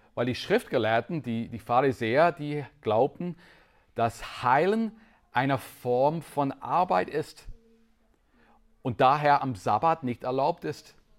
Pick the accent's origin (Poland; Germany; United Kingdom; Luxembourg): United Kingdom; Northern Ireland; German is a second language; moved away as an adult; also born or lived in Switzerland; Ich bin in Nordirland aufgewachsen